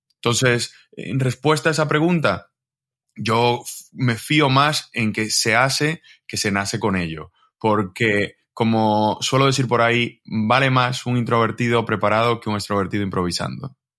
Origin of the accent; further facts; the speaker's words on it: Dominican Republic; moved away as an adult; now in Spain; yo soy de República Dominicana